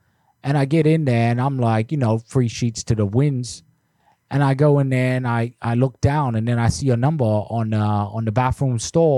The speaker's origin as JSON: {"language": "English", "country": "United States", "tie": "born or raised there", "said": "when I was growing up in the States, people used to do that all the time"}